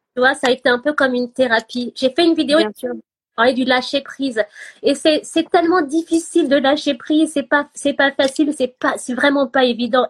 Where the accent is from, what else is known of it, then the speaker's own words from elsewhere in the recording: Gabon; moved away; also born or lived in France; j'ai grandi au Gabon, mais j'étais jamais allée dans mon village